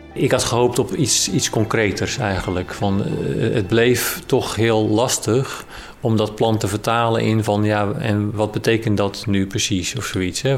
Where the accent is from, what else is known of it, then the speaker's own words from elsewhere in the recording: Rotterdam area, South Holland, Netherlands; now in Amersfoort, Netherlands; Ik kom oorspronkelijk uit Rotterdam, omgeving